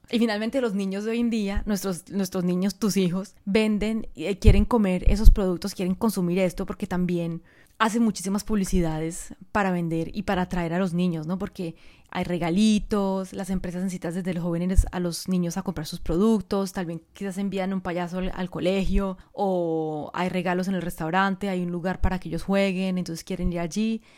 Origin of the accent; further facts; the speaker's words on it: Colombia; also born or lived in France; now in Bali, Indonesia; Hace mucho tiempo vivo fuera de Colombia, quizás lo sabes, soy colombiana, eh, viví en Francia durante 22 años, en este momento estoy viviendo en Bali